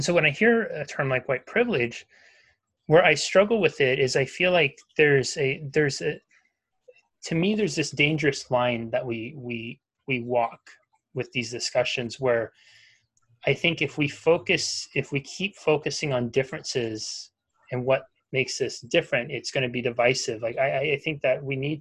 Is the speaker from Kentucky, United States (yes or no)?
no; Northern California, United States; I was born living in the United States in Northern California